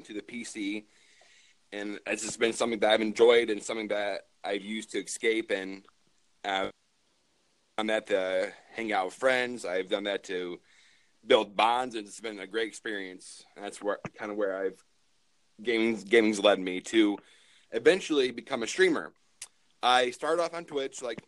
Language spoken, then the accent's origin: English; Michigan, United States; I am from Michigan, born and raised.